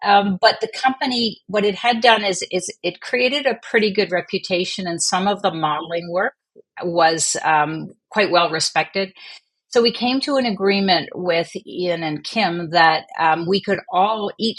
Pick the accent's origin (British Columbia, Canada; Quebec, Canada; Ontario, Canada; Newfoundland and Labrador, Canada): Quebec, Canada; Montreal; also born or lived in Vancouver / England; now in New Brunswick, Canada; I was born in Vancouver, and then I spent the first few years of my life in England. Most of my elementary high school was in Montreal.